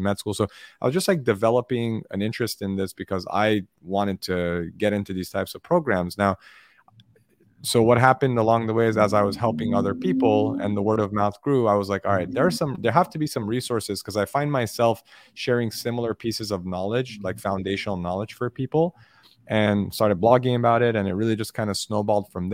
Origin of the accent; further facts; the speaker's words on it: Los Angeles, California, United States; I grew up in Los Angeles, and I have immigrant parents